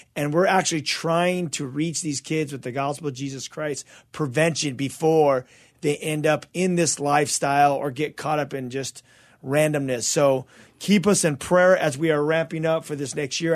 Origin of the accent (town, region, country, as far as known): Azusa, California, United States; born or raised there; also born or lived in Covina